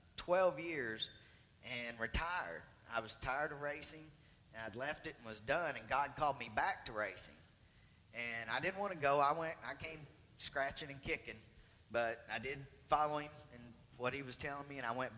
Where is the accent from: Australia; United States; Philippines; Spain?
United States; Arkansas; I'm from Arkansas